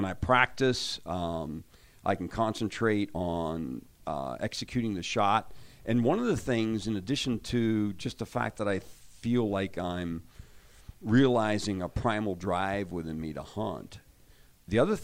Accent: Pennsylvania, United States; I actually grew up hunting in Pennsylvania

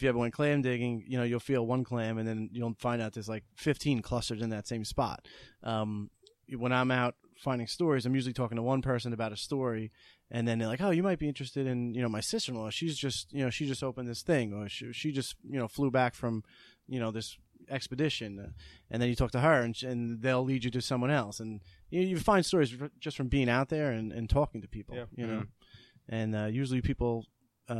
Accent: New York City, New York, United States; I grew up in Rosedale, Queens, so we would find little crack vials all the time

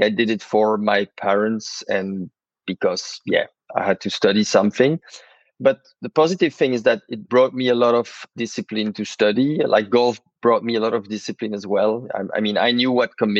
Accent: Brussels, Brussels-Capital Region, Belgium; I was born in Brussels

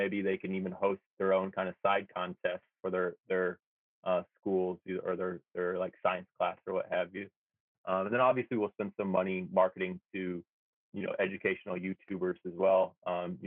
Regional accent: United States; moved away as an adult; also born or lived in Hawaii; now in Tokyo, Japan; I grew up in America

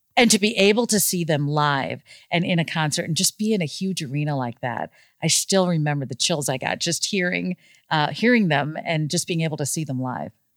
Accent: Overland Park, Kansas, United States; moved away as an adult; also born or lived in Boston; I grew up in Overland Park, Kansas

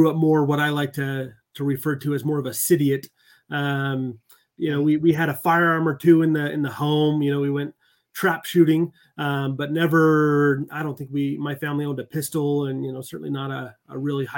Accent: Utah, United States; also born or lived in Texas; I was born in Texas, but pretty much raised in Utah

